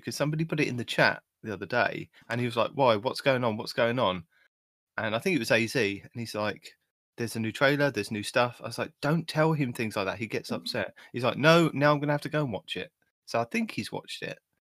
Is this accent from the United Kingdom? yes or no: yes; United Kingdom; the fact that I am the British guy.